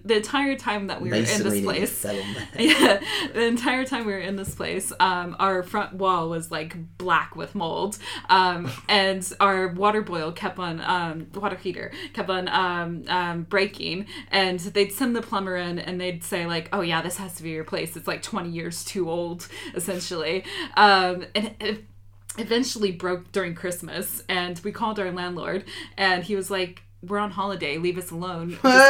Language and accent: English; United States; Like, John and I, even though he's British, I'm American, we had very similar upbringing